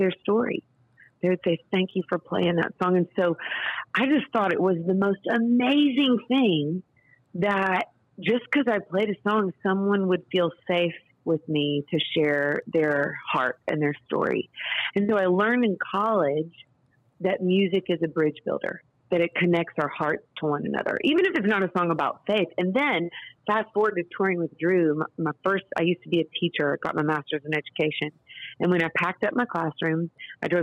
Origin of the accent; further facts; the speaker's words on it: Nashville, Tennessee, United States; I grew up here in Nashville, Tennessee, daughter of a producer